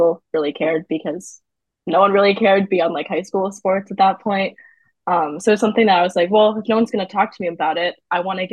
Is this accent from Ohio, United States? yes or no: no; Chicago, Illinois, United States; I grew up in Chicago